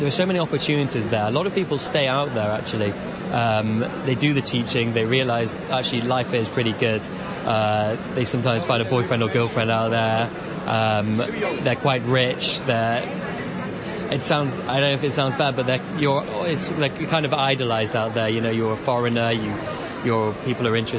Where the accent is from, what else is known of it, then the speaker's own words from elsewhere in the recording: Manchester, North West England, United Kingdom; I'm from Manchester myself